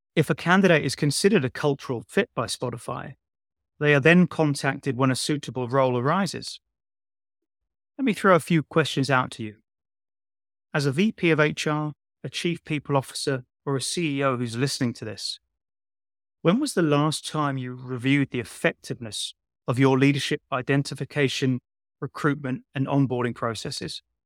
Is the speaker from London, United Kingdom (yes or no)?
yes; London, United Kingdom; I'm just a poor boy from Shepherd's Bush